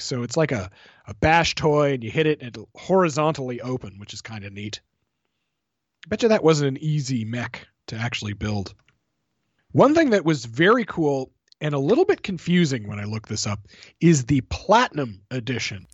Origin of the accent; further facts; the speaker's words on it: Canada; I'm Canadian